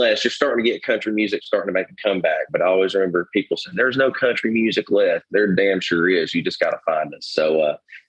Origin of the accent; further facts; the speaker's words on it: Little Rock, Arkansas, United States; Little Rock there in early November, since that's my hometown